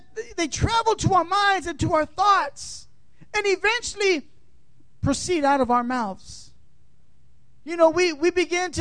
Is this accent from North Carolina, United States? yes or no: no; California, United States; moved away; also born or lived in Tampa, Florida; I'm from California